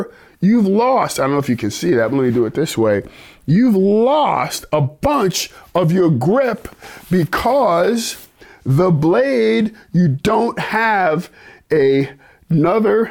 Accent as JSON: {"language": "English", "town": "New York City", "region": "New York", "country": "United States", "tie": "born or raised there", "said": "growing up in New York City, black guy, Italian side of town, back in the 60s"}